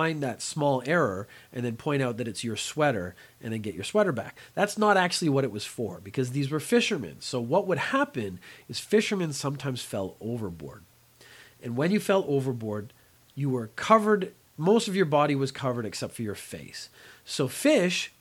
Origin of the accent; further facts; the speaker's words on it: Belfast, Northern Ireland, United Kingdom; I have an Irish background. I was born in Belfast a long, long time ago